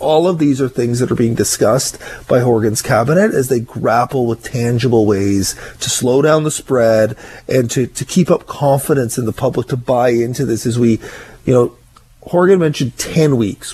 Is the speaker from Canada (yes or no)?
yes; Ottawa, Ontario, Canada; now in Victoria, Canada; I grew up in Ottawa. I am used to the snow.